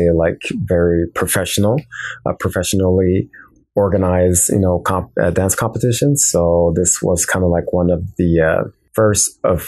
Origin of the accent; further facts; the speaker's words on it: Montreal, Quebec, Canada; I'm from Montreal, Quebec, Canada